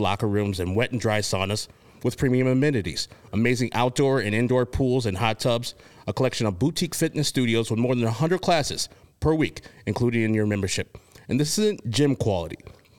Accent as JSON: {"language": "English", "town": "Chicago", "region": "Illinois", "country": "United States", "tie": "born or raised there", "said": "I grew up in Chicagoland area, knowing Midtown."}